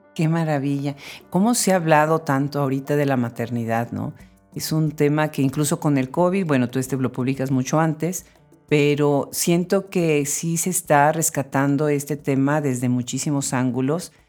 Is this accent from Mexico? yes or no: yes; Mexico; moved away; yo soy de México originariamente